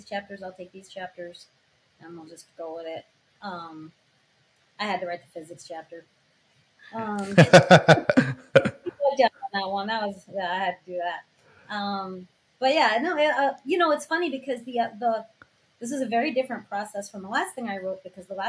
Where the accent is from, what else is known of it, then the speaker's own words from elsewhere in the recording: New York, United States; now in Los Angeles, United States; I'm from New York originally. I live in Los Angeles now.